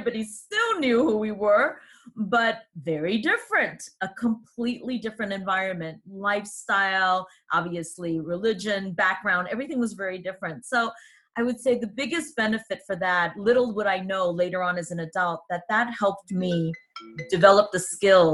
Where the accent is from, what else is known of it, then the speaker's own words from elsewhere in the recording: New York City, New York, United States; also born or lived in Hong Kong; I grew up in New York City and in the U.S. And I grew up in El Barrio.